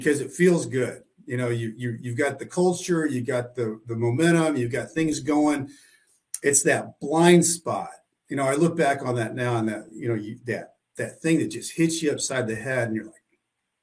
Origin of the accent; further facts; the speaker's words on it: Southwest Missouri, United States; I grew up in Southwest Missouri, a small town